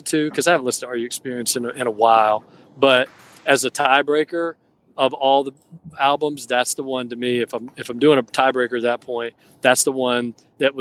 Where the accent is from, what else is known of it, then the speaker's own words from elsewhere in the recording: Athens, Georgia, United States; growing up in Georgia, growing up, you know, around Athens, going to UGA